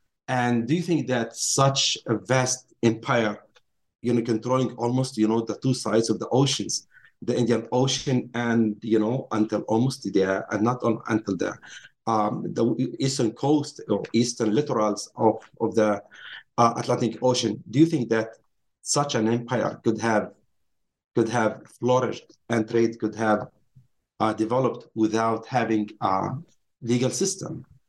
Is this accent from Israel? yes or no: yes; Nazareth, Northern District, Israel; Yes, I grew up in Nazareth, Palestine, Israel today. I went to high school in Nazareth